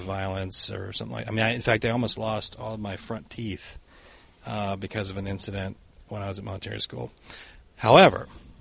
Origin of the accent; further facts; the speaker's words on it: the South, United States; moved away as an adult; also born or lived in Boston, Massachusetts; now in Minnesota, United States; I grew up in the South, so you go to the church all the time